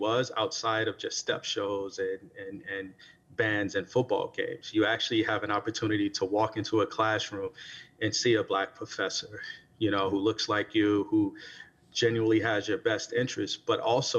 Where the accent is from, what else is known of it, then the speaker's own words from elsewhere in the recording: Natchez, Mississippi, United States; I'm originally from Natchez, Mississippi